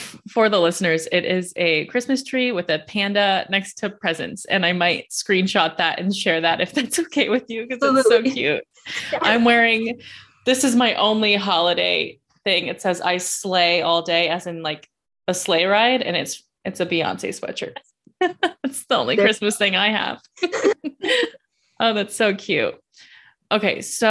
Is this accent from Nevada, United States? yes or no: yes; Las Vegas, Nevada, United States; moved away as an adult; also born or lived in upstate New York; now in New York, United States; I'm from Las Vegas. I live in upstate New York now. This is my first winter.